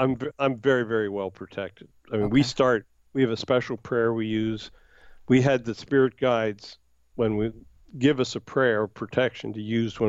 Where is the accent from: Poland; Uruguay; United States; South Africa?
United States; Hershey, Pennsylvania; No, I was born in Hershey, which is, you know, like an hour's drive from Gettysburg. Okay. Pennsylvania.